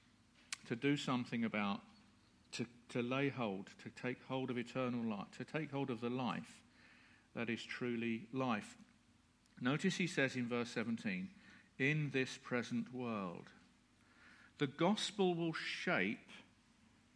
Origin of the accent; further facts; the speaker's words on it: United Kingdom; We're British.